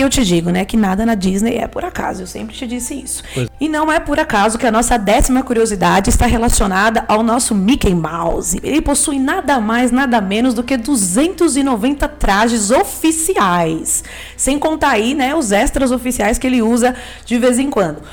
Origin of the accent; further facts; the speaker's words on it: Brazil; enquanto brasileiro